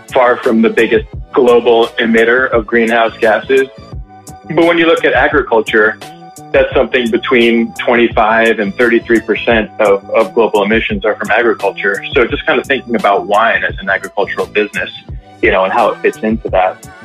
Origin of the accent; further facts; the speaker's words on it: New York, United States; also born or lived in California; I grew up in New York, and I just like was never quite ready to leave New York